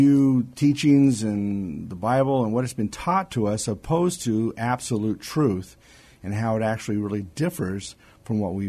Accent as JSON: {"language": "English", "region": "California", "country": "United States", "tie": "born or raised there", "also_born_or_lived": "Hawaii", "said": "I was born in California"}